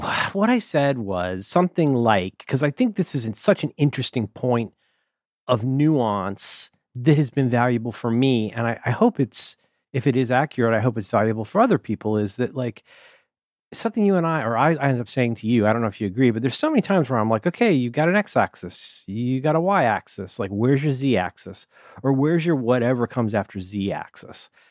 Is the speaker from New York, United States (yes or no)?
no; Ohio, United States; I'm from Ohio